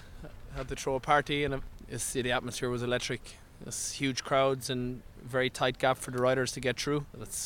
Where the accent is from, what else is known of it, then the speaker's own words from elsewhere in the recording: Cork, Munster, Ireland; now in Belgium; I'm from Cork and living in Belgium.